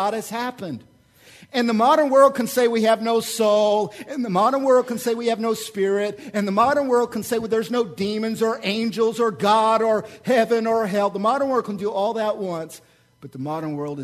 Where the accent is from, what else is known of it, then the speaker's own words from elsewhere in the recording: Oklahoma, United States; moved away; I'm from Oklahoma